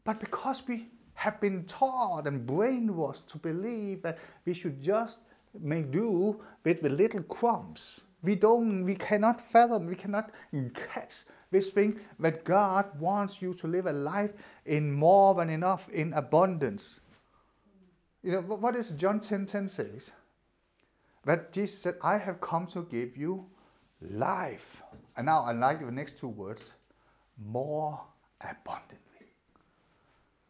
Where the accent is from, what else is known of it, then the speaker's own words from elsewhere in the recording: Denmark; English is a second language; moved away; when I grew up in Denmark, we don't have school uniforms